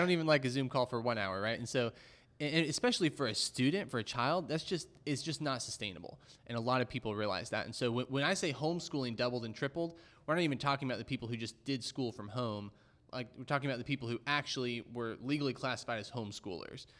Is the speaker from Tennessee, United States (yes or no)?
no; Dallas, Texas, United States; growing up in Dallas